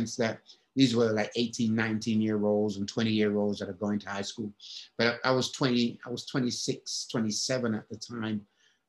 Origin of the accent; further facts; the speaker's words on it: England, United Kingdom; moved away; also born or lived in Alabama; And I'm from England.